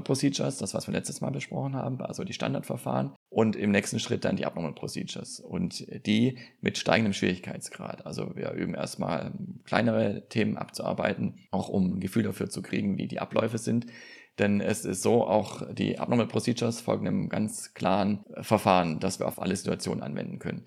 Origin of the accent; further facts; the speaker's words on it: Germany; Hier bei uns in Deutschland